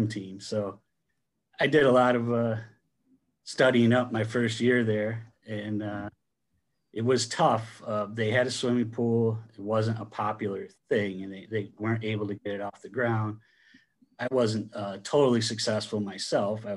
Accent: Bainbridge, New York, United States; I grew up in Bainbridge, New York, which is north of Binghamton, New York

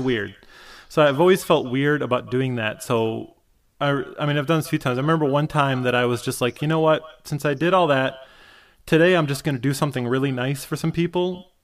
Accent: Michigan, United States; I grew up in Michigan

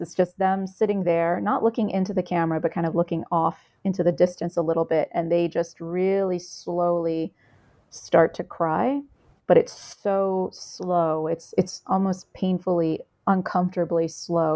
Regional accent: United States; I'm Vietnamese American. My mother was a refugee

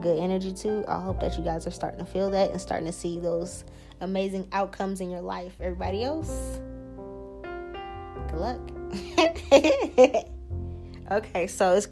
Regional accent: New Orleans, Louisiana, United States; I'm from New Orleans.

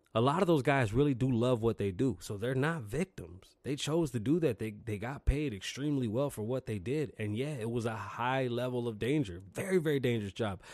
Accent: New York City, New York, United States; now in Las Vegas, United States; I'm from New York City. I grew up in a real melting pot.

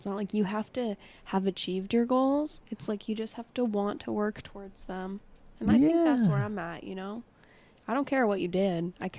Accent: Boston, Massachusetts, United States; now in Los Angeles, United States; grew up in Boston and then moved to LA.

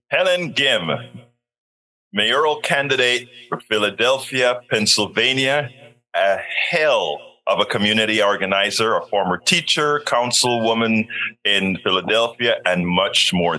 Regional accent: Panama; I was always a science nerd growing up in Panama

